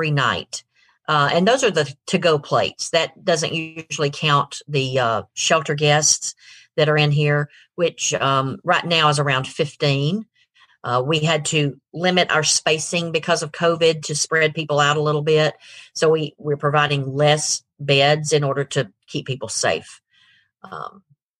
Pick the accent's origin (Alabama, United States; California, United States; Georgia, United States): Georgia, United States; Rome; moved away as an adult; also born or lived in Griffin, Georgia / Atlanta, Georgia; my husband and I grew up here in Rome.